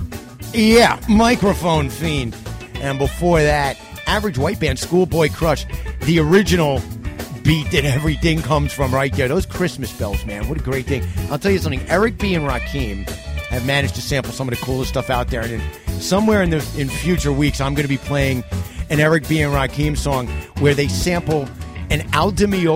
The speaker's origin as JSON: {"language": "English", "town": "New York City", "region": "New York", "country": "United States", "said": "I'm from Manhattan."}